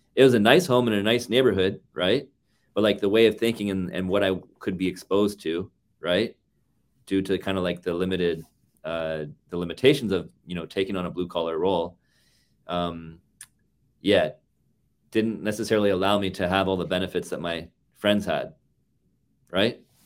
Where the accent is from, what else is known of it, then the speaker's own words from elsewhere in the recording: Toronto, Ontario, Canada; moved away as an adult; also born or lived in Markham, Ontario; now in Vancouver, Canada; born and raised in Toronto, and then, um, in and around my thirty-seventh birthday, uh, I decided that I had enough of Toronto